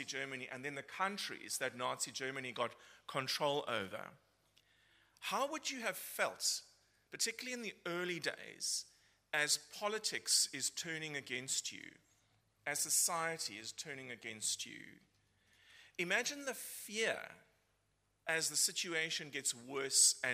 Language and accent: English; Cape Town, Western Cape, South Africa; moved away as an adult; I'm originally from Cape Town in South Africa, been here for nearly 14 years. I don't think my accent has changed